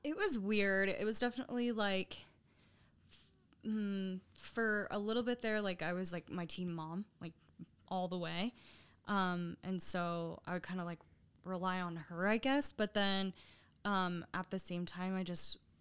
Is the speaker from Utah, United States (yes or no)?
yes; Sandy, Utah, United States; I grew up in Sandy, um, pretty much since always